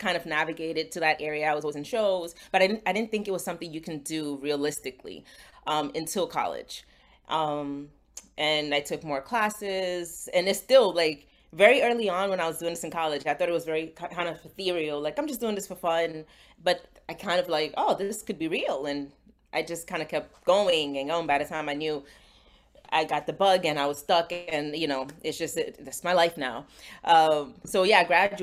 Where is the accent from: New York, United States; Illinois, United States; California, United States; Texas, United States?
New York, United States; New York City; I was born and raised in the Bronx, New York. My family is from Ghana